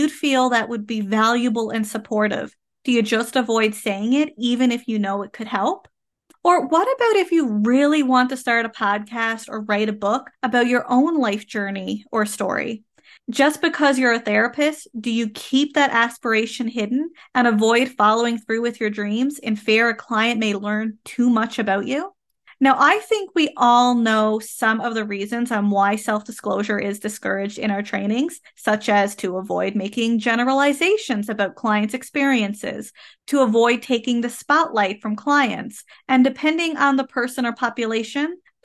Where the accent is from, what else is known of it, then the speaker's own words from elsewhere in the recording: Canada; I am a Canadian social worker